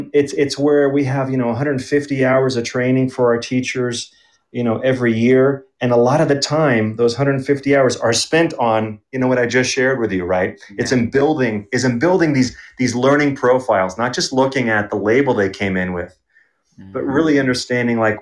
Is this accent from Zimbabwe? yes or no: no; Belgium; also born or lived in Germany; now in Denver, United States; I grew up in Belgium, and so I know a bit about that educational system, and also Germany